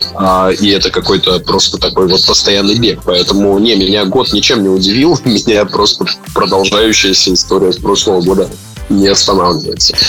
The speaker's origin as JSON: {"language": "Russian", "region": "Sakhalin Oblast", "country": "Russia", "tie": "born or raised there", "also_born_or_lived": "Moscow / Yekaterinburg", "moved": "yes", "said": "Я а вообще родился и вырос на Сахалине"}